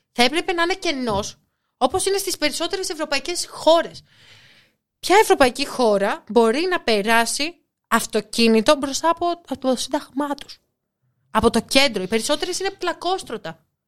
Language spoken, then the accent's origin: Greek; Nafpaktos, Western Greece, Greece; Εγώ που μεγάλωσα στην Αύπακτο